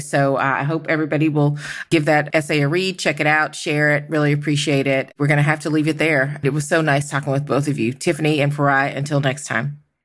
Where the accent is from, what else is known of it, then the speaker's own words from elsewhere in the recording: Georgia, United States; my home state of Georgia